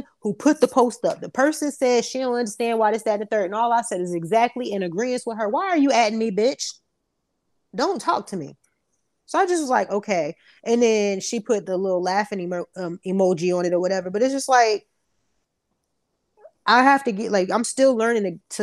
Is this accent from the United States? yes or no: yes; Newark, New Jersey, United States; I'm from Newark